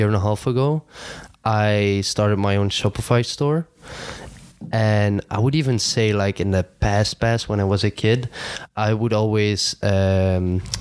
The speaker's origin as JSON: {"language": "English", "town": "Heerlen", "region": "Limburg", "country": "Netherlands", "tie": "born or raised there", "accent": "southern Dutch", "second_language": "English", "moved": "as an adult", "lives_now": "Bilbao, Spain", "said": "I've born in the Netherlands, in Heerlen. It's like the south of the Netherlands. Like, I'm the weird Dutch guy, because I think if you talk to any other Dutch guy, my accent is just weird because I'm from the south"}